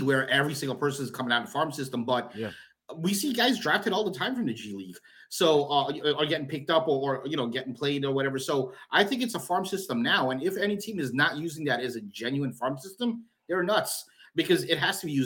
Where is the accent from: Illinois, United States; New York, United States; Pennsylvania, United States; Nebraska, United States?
New York, United States; I grew up in New York